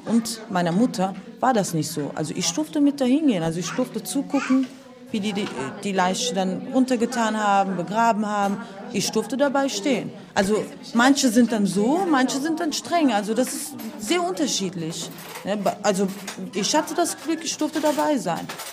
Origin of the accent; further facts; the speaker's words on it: Izmir, Turkey; now in Germany; ich bin aus Izmir, ich bin aus äh, Westen